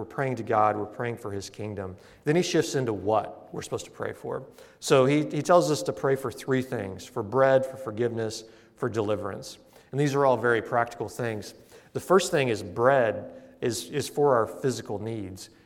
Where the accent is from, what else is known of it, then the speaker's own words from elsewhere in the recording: Missouri, United States; moved away; where I grew up in Missouri